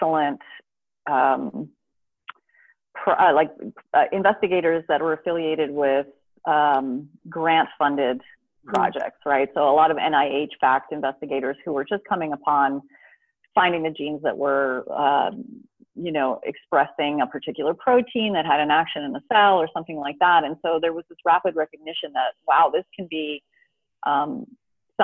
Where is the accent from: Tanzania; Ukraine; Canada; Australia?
Canada; moved away as an adult; also born or lived in Houston; now in Southern California, United States; I grew up in Canada, so I went to the University of Toronto